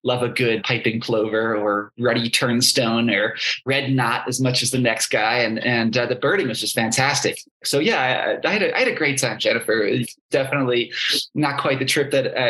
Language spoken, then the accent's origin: English; New York City suburbs, United States; I grew up in the New York City suburbs